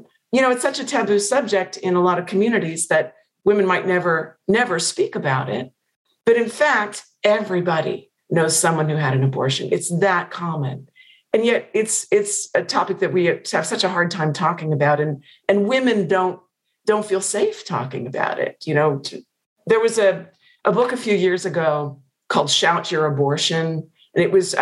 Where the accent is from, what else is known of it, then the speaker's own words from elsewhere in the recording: Pennsylvania, United States; moved away; I've not been back to Pennsylvania since it came out.